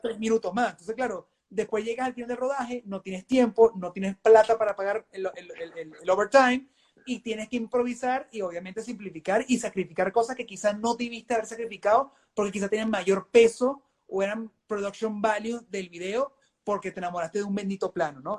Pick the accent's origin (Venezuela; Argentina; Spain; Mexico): Venezuela; moved away; obviamente vengo de Venezuela, soy malandro.